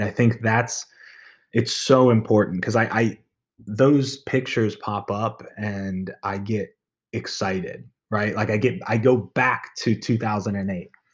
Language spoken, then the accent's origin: English; Maryland, United States; moved away; I was born and raised in Maryland